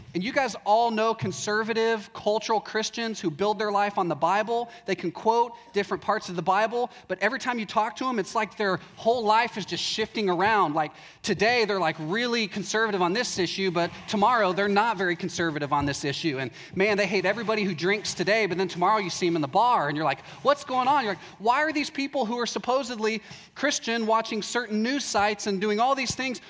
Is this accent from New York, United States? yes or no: no; Texas, United States; also born or lived in Chicago / Waco; I'm from Texas, and uh, about 10 years ago, my wife and I moved to Chicago